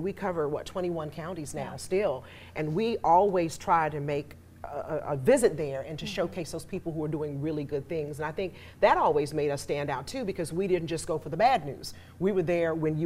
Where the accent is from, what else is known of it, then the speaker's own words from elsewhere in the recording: Riceboro, Georgia, United States; also born or lived in Savannah, Georgia; I grew up in this community. I'm from Riceboro and finished school here